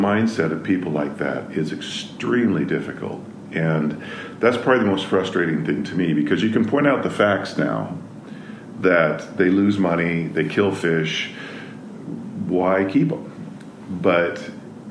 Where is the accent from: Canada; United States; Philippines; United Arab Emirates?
United States; Eastern Washington; I grew up in Eastern Washington